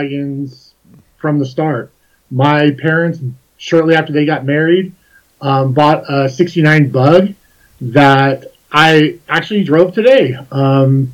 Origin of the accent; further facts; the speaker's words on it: Fontana, California, United States; moved away as an adult; now in Laramie, United States; I was born and raised in Fontana, California